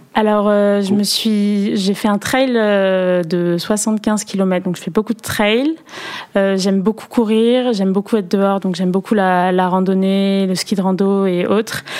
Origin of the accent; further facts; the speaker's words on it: Perpignan, Occitania, France; now in Paris, France; je viens de Perpignan euh, du sud de la France, mes parents ont déménagé à Perpignan